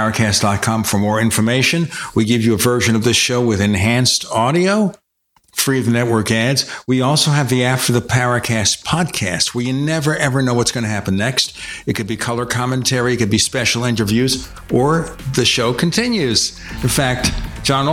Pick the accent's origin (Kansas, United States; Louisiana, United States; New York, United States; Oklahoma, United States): New York, United States; New York City; now in Phoenix, United States; I'm from Brooklyn, New York, and I live in the Phoenix metro area